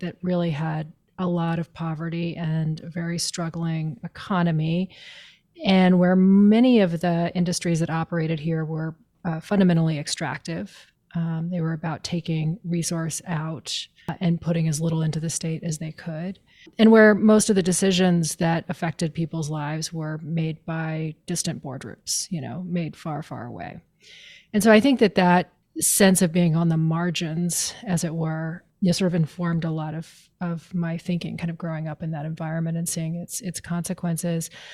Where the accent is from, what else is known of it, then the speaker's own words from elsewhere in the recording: Maine, United States; I grew up in Maine